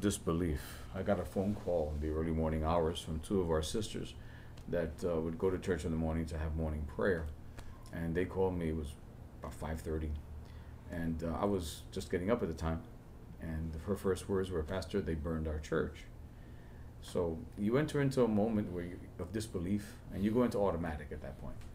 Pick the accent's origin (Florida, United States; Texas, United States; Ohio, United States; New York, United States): New York, United States; New York City; I was born and raised in El Barrio. The first 18 years of my life